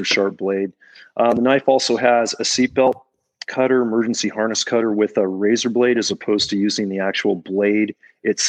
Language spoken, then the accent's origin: English; Libby, Montana, United States; here in my hometown of Libby, Montana